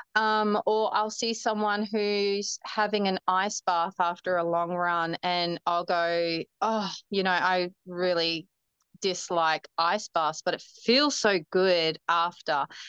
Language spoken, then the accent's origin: English; Humpty Doo, Northern Territory, Australia; also born or lived in Darwin; I was born in Darwin, and I the the same doctor that delivered me actually delivered my cousins, my dad, and my uncles and auntie. So a little small town. Um, I grew up on a farm actually outside of Darwin, called um, a suburb called Humpty Doo